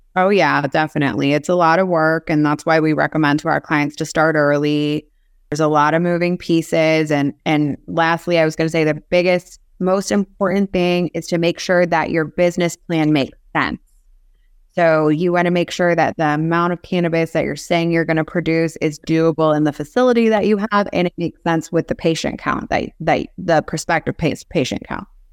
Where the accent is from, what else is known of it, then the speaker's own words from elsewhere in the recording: Cincinnati, Ohio, United States; moved away as an adult; also born or lived in Minsk, Belarus; now in South Florida, United States; then my family moved over to U S in ninety two, sorry, ninety three. to Cincinnati, Ohio.